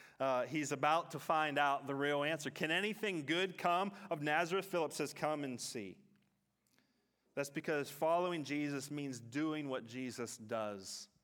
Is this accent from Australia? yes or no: yes; Katanning, Western Australia, Australia; So I'm from Katanning, many of you know that, but I'm from a part of Katanning called Wick City, and that my family goes back in Wick City. That's where my grandfather grew up.